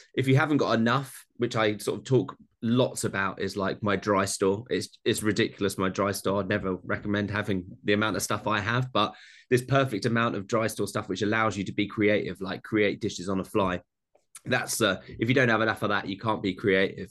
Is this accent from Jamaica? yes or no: no; Essex, East of England, United Kingdom; I'm from Essex, like a weird place in London, that just outside London. So my accent doesn't allow me.